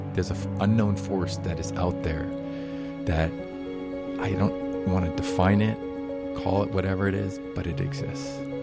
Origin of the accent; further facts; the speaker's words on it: Boston, Massachusetts, United States; moved away as an adult; also born or lived in Rhode Island; now in Hawaii, United States; I grew up in Boston